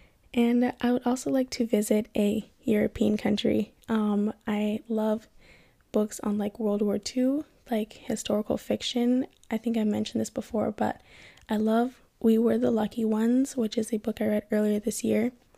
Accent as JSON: {"language": "English", "country": "Kenya", "said": "and then of course I'm from Kenya."}